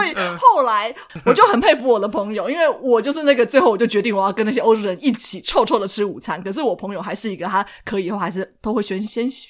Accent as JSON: {"language": "Chinese", "country": "Taiwan", "said": "因为我们台湾人台湾人很喜欢吃脆脆的呀，有口感的呀，酥酥的啊，或者是有嚼劲。"}